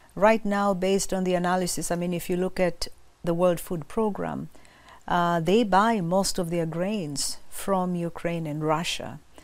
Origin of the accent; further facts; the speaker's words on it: Kilimanjaro, Tanzania; I'm from Tanzania, uh, coming from Kilimanjaro